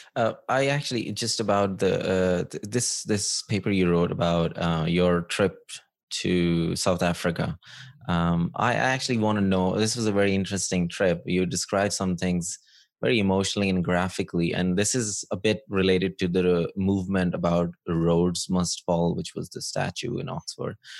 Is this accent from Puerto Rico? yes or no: no; Pakistan; moved away; growing up in Pakistan